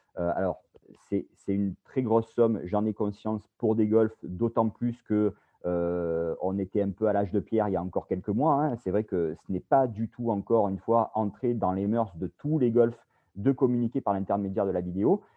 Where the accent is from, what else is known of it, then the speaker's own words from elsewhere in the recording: Bouches-du-Rhône, Provence-Alpes-Côte d'Azur, France; accent: southern French; moved away as an adult; also born or lived in Paris; je suis originaire euh, des Bouches-du-Rhône, dans le sud-est de la France, comme euh, mon accent l'indique